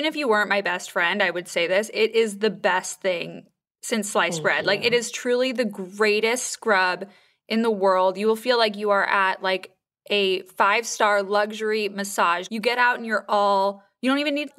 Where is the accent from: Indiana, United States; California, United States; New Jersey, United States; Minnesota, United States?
California, United States; Malibu; we grew up in Malibu together.